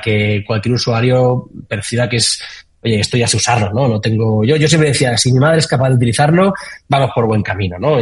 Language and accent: Spanish; Valencia, Valencian Community, Spain; yo soy de Valencia y arranqué preguntando que quién hacía algo de cripto en Valencia.